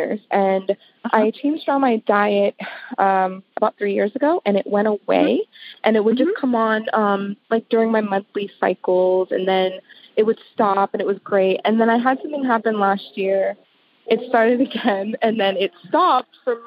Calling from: St. Petersburg, Florida, United States; I'm calling from St. Petersburg, Florida.

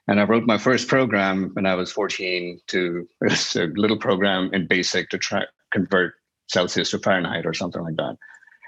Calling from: New York City, New York, United States; Midtown Manhattan.

